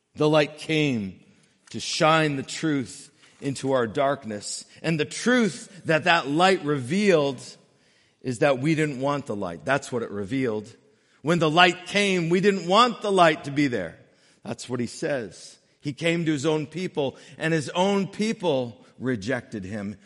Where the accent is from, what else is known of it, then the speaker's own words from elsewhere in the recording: New England, United States; growing up in New England